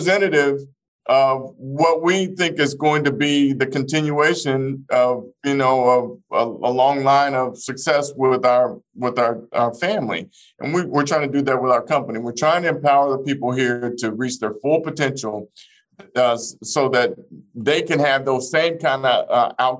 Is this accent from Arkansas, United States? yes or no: yes; Fort Smith, Arkansas, United States; moved away; I grew up in the Elm Grove housing projects of Fort Smith, Arkansas